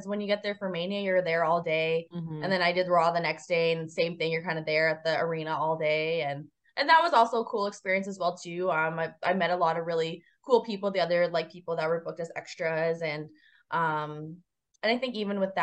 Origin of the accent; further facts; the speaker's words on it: Canada; I am a Canadian citizen